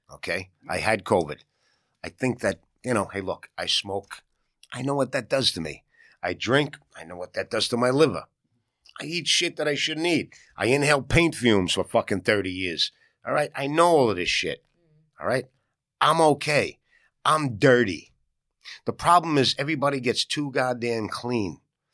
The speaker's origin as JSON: {"language": "English", "town": "New York City", "region": "New York", "country": "United States", "accent": "New York", "said": "New Yorker. I didn't just get here from fucking Zimbabwe last week and I moved uptown and I tell people I'm a New Yorker. I'm here 4 generations. You hear this fucking voice? This is a New Yorker."}